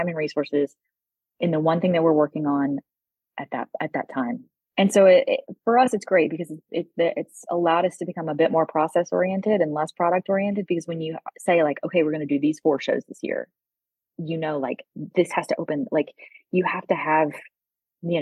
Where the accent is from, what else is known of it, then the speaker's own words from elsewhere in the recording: Texas, United States; also born or lived in London; now in Boulder, United States; where I grew up in Texas.